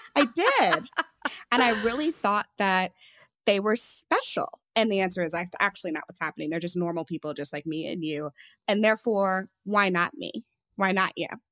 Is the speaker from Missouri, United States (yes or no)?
yes; St. Louis, Missouri, United States; I'm from Saint Louis